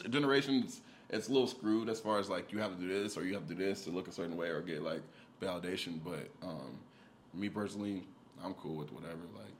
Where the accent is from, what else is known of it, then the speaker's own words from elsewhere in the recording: the South, United States; I'm from the South. That's all, like, you know, everybody got personality, so.